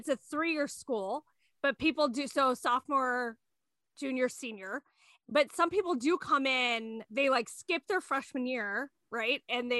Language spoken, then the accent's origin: English; Streator, Illinois, United States; we're from Streeter, Illinois, which is very not diverse.